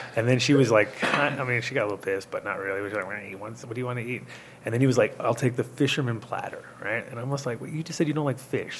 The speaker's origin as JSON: {"language": "English", "region": "New York", "country": "United States", "also_born_or_lived": "Rhode Island", "said": "as a New Yorker"}